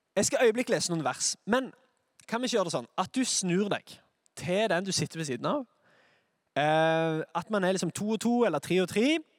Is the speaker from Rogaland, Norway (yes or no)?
yes; Sandnes, Rogaland, Norway; Jeg er fra Sandnes.